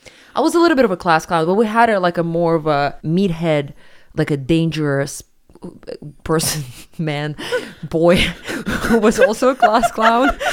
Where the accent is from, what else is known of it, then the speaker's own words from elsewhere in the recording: Siberia, Russia; moved away as an adult; also born or lived in New York; I'm from Siberia